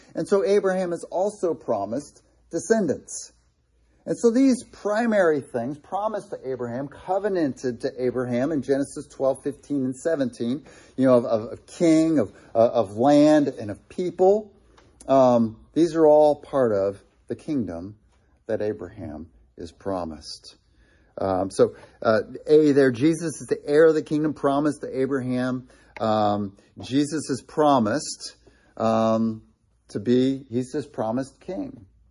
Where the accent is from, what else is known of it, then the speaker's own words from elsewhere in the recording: Ohio, United States; Being from Ohio